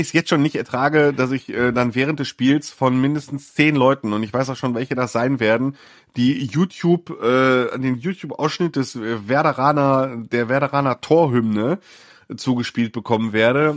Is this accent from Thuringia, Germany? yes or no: no; Mülheim an der Ruhr, North Rhine-Westphalia, Germany; meiner Heimatstadt Mühlheim